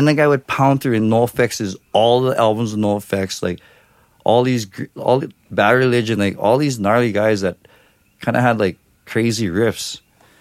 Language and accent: English; Hawaii, United States; I'm Hawaiian